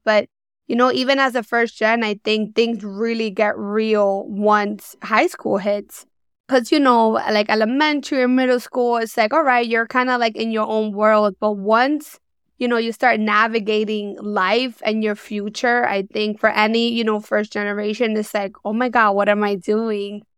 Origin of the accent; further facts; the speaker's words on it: New York City, New York, United States; Born and raised in New York